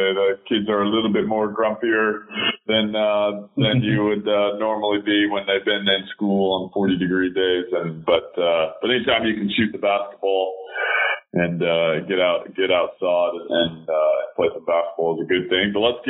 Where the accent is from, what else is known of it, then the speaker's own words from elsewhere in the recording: Nebraska, United States; also born or lived in Western Australia; now in Perth, Australia; living over in WA is maybe a little soft. You know, growing up in Nebraska, out in the cornfields, I used to tassel corn in this heat